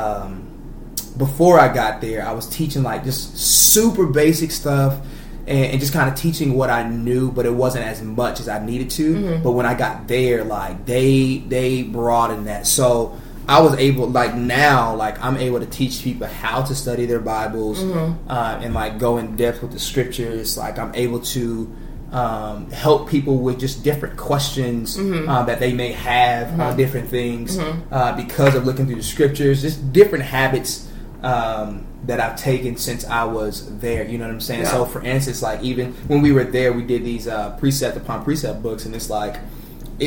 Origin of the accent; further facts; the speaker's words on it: Florida, United States; moved away as an adult; also born or lived in Missouri; now in Texas, United States; Born and raised in Florida